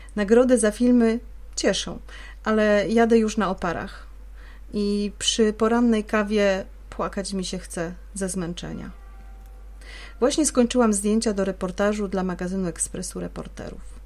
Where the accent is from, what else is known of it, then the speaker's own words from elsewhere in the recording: Poznań, Greater Poland, Poland; w rodzinnym Poznaniu